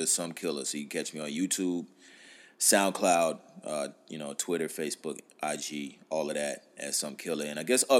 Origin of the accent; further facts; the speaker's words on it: North Carolina, United States; moved away; also born or lived in Atlanta, Georgia; I'm from North Carolina